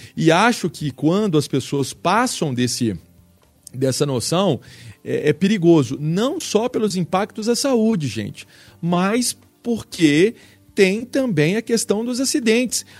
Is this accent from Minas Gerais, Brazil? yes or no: yes; Belo Horizonte, Minas Gerais, Brazil; mas sou Belo Horizontino, sim, nasci em Belo Horizonte